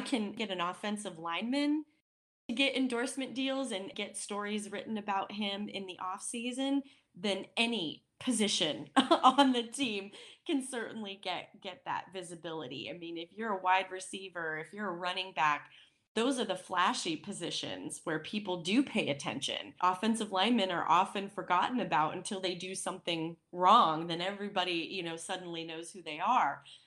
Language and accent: English; Wyoming, United States; a Wyomingite, being born and raised in Wyoming